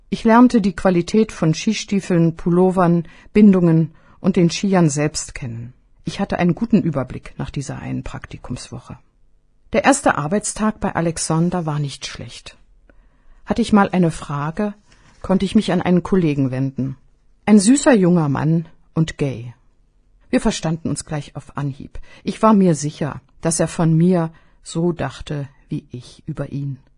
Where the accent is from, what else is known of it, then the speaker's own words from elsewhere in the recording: Germany; Aus Deutschland. Das konnte ich nun aber wirklich nicht glauben. Ich bin auch aus Deutschland.